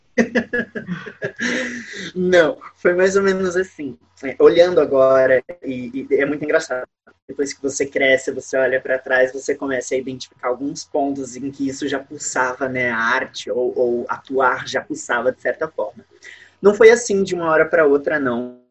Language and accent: Portuguese; São Paulo, Brazil; now in Niterói, Brazil; eu moro em Niterói, no Rio de Janeiro, mas eu sou nascido em São Paulo.